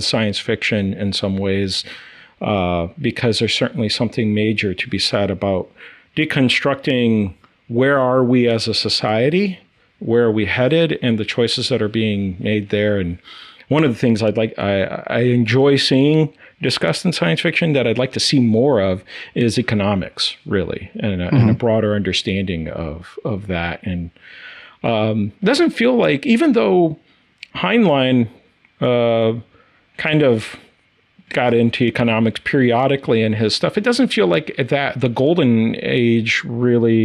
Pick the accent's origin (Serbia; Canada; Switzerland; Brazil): Brazil; now in United States; born and raised in South America and Brazil